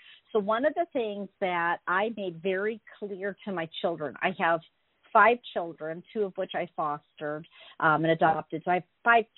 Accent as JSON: {"language": "English", "town": "St. Louis", "region": "Missouri", "country": "United States", "tie": "born or raised there", "also_born_or_lived": "San Francisco", "moved": "as an adult", "said": "I grew up in St. Louis, Missouri, and when I was 19, I got in a car by myself and drove to San Francisco"}